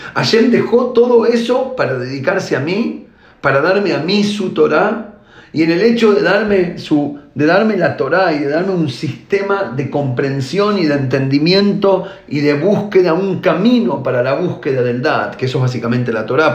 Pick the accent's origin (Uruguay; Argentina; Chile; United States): Argentina; now in Israel; yo nací en Argentina y ahora vivo en Israel